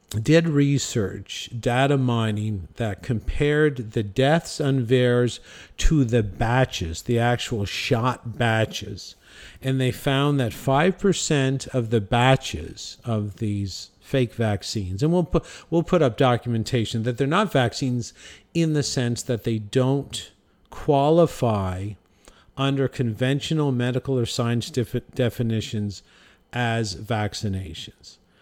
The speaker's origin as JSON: {"language": "English", "country": "Canada", "tie": "born or raised there", "said": "our natural death rate in my hometown in Canada is five hundred"}